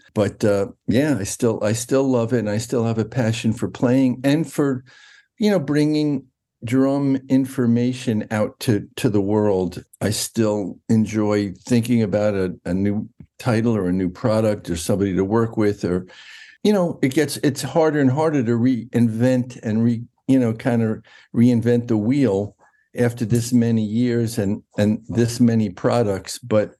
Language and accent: English; New York, United States; I was raised in New York, in Westchester County, north of Manhattan, about an hour north.